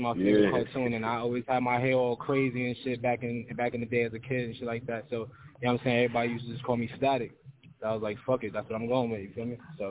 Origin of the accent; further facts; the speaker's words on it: New York, United States; Oh, I'm from Queens, yo. Southside Jamaica, Queens.